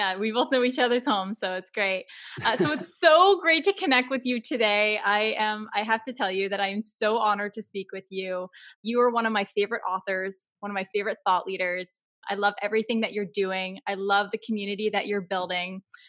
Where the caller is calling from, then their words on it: Toronto, Ontario, Canada; So I am calling you from Toronto, Canada